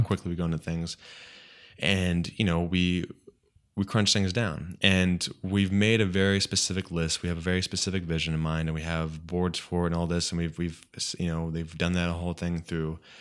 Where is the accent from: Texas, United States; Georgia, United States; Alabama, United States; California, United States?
California, United States; Redlands; my hometown Redlands